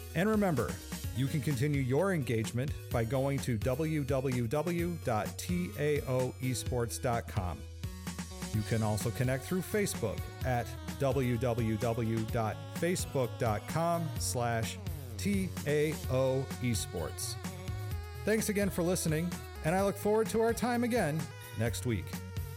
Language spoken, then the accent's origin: English; San Francisco, California, United States; I grew up in San Francisco area